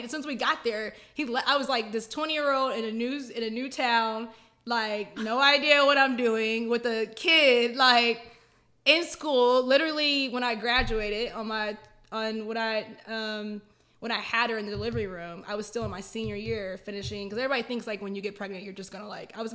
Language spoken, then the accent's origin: English; Killeen, Texas, United States; Killeen, Texas.